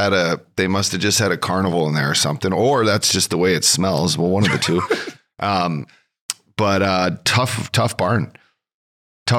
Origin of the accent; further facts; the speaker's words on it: Fort McMurray, Alberta, Canada; I grew up in Fort McMurray